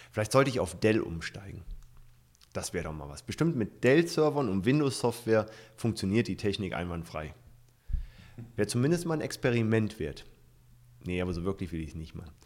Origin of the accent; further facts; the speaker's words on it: Hesse, Germany; Nutze ich zum Beispiel mit einem Freund in meiner Heimat in äh, Nordhessen.